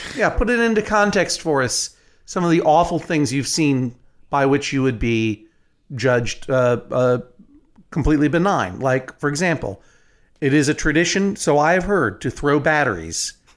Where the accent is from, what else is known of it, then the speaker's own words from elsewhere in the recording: New England, United States; I am from New England